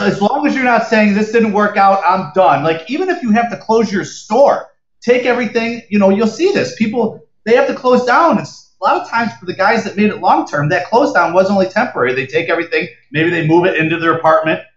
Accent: Rochester, New York, United States; growing up in Rochester when it, it gets so cold and so snowy in the winter

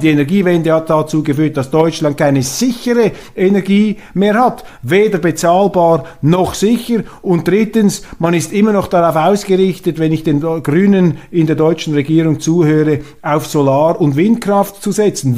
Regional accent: Switzerland; bei uns in der Schweiz

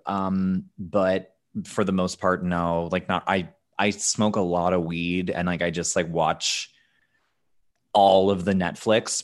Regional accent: Canada; I'm such a Canadian

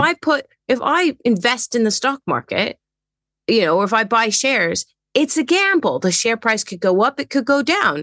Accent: England, United Kingdom; moved away; also born or lived in Netherlands; I'm British. I was born in England

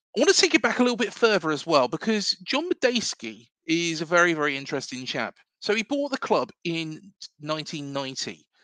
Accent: Reading, South East England, United Kingdom; also born or lived in South Coast, England; now in Bournemouth, United Kingdom; I was born in the Royal County of Berkshire

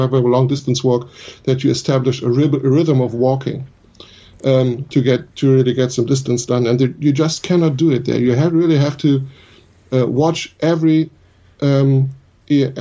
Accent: Germany; my home country. We have lots of beautiful walking areas here in Germany

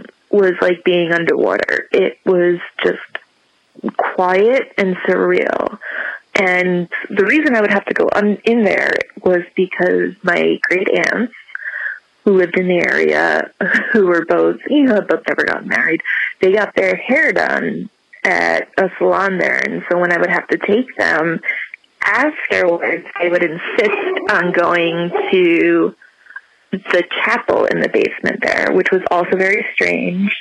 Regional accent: Paramus, New Jersey, United States; moved away; I grew up in the Paramus area.

